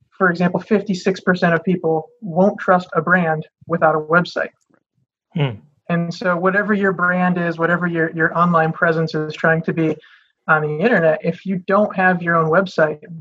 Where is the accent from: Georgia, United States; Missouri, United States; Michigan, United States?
Michigan, United States; I'm born and raised in Michigan